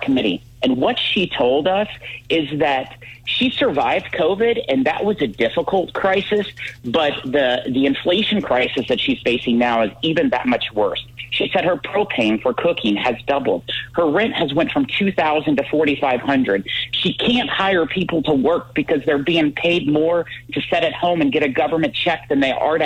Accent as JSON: {"language": "English", "town": "Salem", "region": "Missouri", "country": "United States", "tie": "born or raised there", "said": "My hometown of Salem"}